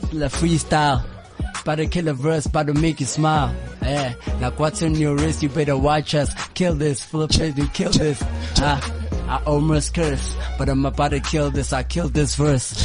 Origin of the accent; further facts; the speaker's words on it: Durban, KwaZulu-Natal, South Africa; we are from Durban